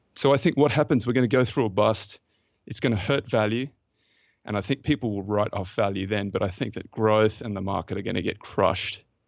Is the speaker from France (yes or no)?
no; Australia; accent: Australian; my Australian accent